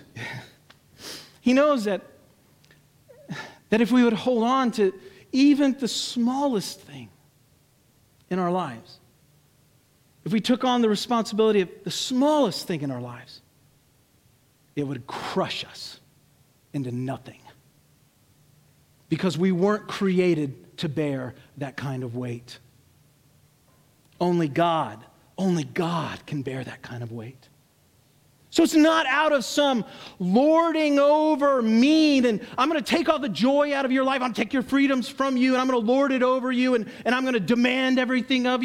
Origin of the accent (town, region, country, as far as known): United States